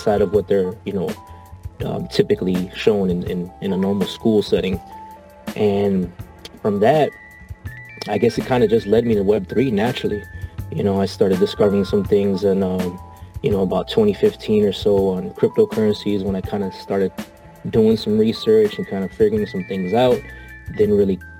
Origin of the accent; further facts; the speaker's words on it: Chicago, Illinois, United States; I'm from Chicago